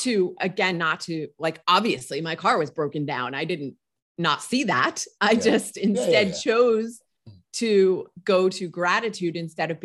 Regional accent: United States; as an American

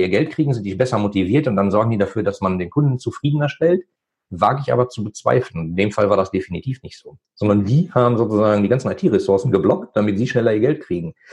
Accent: North Rhine-Westphalia, Germany; äh, ich komme aus dem Ruhrgebiet, da gab es halt die Buden oder die Bütchen.

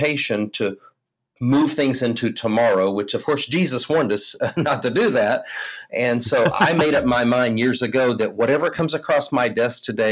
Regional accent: Houston, Texas, United States; I hail from Houston, Texas. I live in the Southwest Houston area

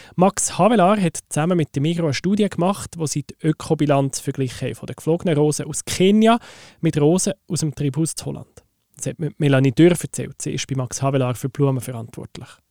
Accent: Switzerland; die wir Schweizerinnen und Schweizer

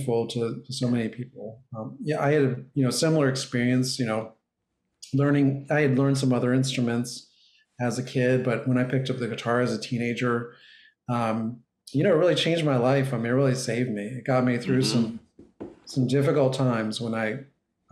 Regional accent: Prince George's County, Maryland, United States; I grew up in Maryland.

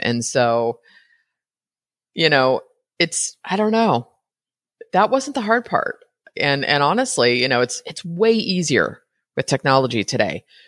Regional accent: Brentwood, California, United States; moved away as an adult; now in Costa Rica; I grew up in the Bay Area

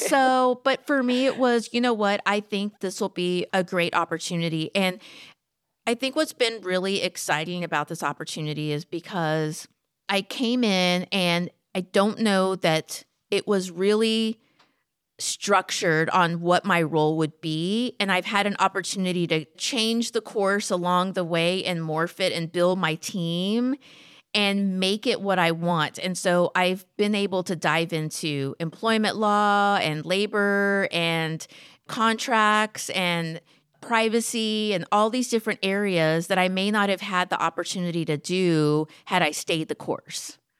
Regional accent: McAllen, Texas, United States; also born or lived in San Antonio; I grew up in South Texas. I'm originally from McAllen.

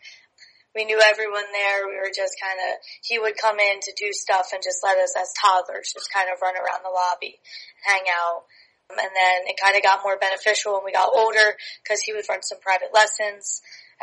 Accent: Hamilton, New Jersey, United States; I started growing up playing for the Mercer Chiefs. I'm from Hamilton, New Jersey

